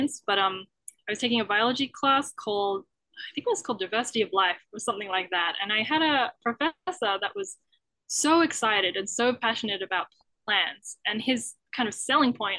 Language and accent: English; Australia; moved away as an adult; now in Canada; I'm from Australia